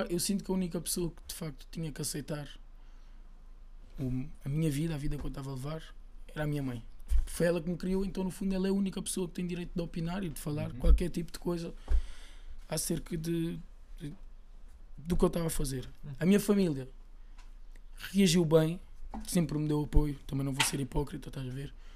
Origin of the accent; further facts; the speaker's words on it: Lisbon, Portugal; sou de Chelas já, como muitos dos meus